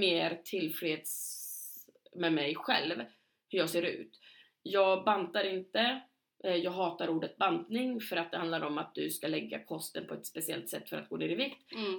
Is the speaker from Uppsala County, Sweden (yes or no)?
yes; Knivsta, Uppsala County, Sweden; i lilla Knivsta där vi kommer ifrån, eller där vi lärde känna varandra och växte upp delvis